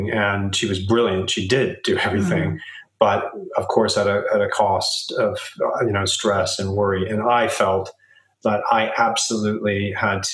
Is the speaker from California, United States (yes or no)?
yes; Southern California, United States; now in London, United Kingdom; I was born in Southern California